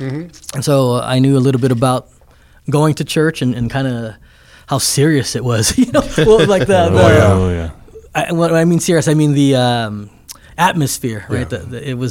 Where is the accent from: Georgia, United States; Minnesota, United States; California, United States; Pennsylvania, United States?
California, United States; Downey; also born or lived in Luanshya, Zambia / Fontana, California; then we moved from Downey to Fontana.